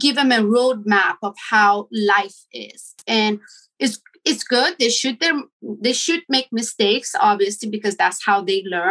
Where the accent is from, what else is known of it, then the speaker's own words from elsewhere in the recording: Sweden; moved away as an adult; also born or lived in Iran; now in Los Angeles, United States; I am Iranian. I was born in Iran, raised in Sweden. And almost 20 years ago, I decided to move to United States